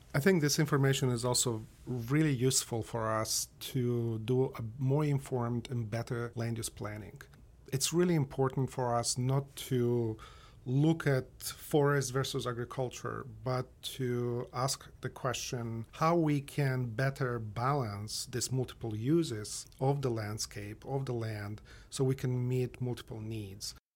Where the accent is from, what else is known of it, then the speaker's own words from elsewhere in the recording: Moldova; moved away; I grew up in Moldova